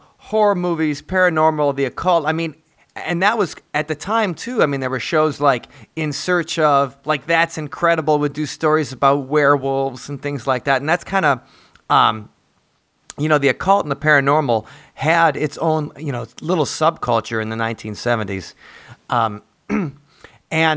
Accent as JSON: {"language": "English", "town": "Lake Geneva", "region": "Wisconsin", "country": "United States", "tie": "born or raised there", "said": "I grew up near Lake Geneva, Wisconsin"}